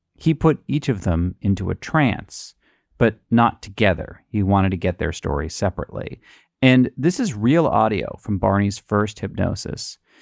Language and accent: English; New England, United States; I'm from New England